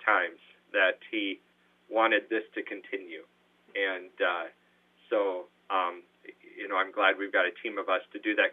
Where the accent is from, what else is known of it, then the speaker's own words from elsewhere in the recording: Madison, South Dakota, United States; now in Brookings, United States; Even though I was from Madison